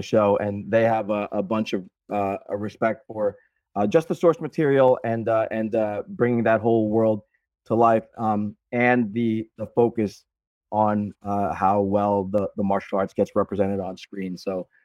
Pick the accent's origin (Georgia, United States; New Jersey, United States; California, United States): New Jersey, United States; I'm from Jersey